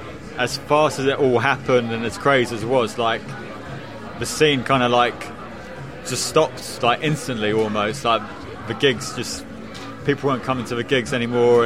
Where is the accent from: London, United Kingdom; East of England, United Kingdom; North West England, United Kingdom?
East of England, United Kingdom; Bushey; I grew up in Bushy, which is kind of like a village close to Watford